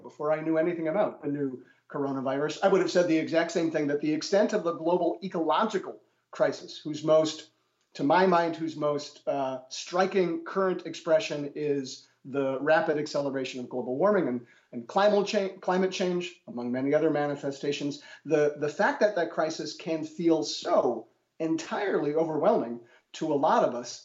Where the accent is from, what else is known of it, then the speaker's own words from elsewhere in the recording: Milwaukee, Wisconsin, United States; moved away as an adult; also born or lived in Germany; it's also my hometown. I'm a rare example of an academic who managed to get a job as a professor in his hometown